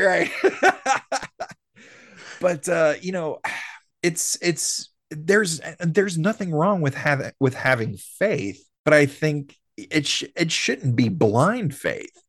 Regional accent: the South, United States; we're born and raised in the South

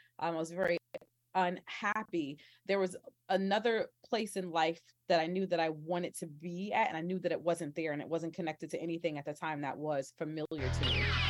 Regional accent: New Jersey, United States; also born or lived in Oklahoma / Texas / Kansas; I'm originally from New Jersey, but I spent a lot of my life in the Midwest or South or whatever you want to call it, kind of in that Oklahoma, Texas, Kansas region.

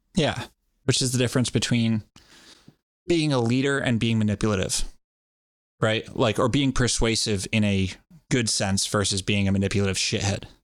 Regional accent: Rhode Island, United States; I always keep wanting to add a little R onto the end of that, but I'm from Rhode Island

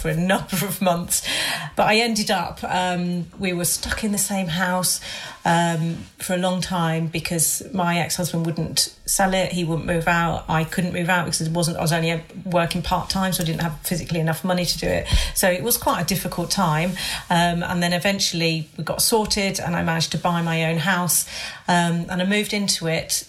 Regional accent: Hampshire, South East England, United Kingdom; moved away; I don't live near my family because I grew up in Hampshire. So my family are like 150 miles away.

